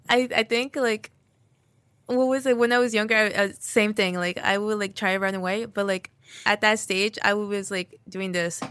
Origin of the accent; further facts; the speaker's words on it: Union, New Jersey, United States; I was born here in New Jersey and, like, um, lived in the Union basically, like, my whole life